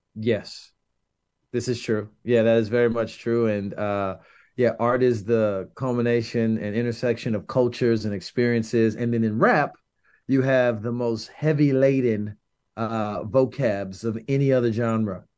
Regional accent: St. Petersburg, Florida, United States; I'm from South Side of Saint Petersburg, another South Side of the city, but very different from South Si-, South Side Tampa

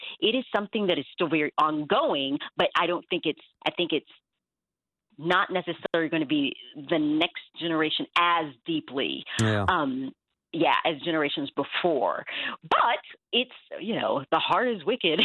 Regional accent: the South, United States; I did grow up in the South.

